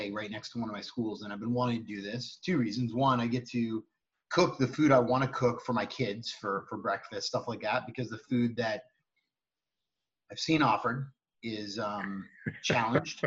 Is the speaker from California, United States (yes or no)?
yes; Cupertino, California, United States; I grew up in Cupertino, California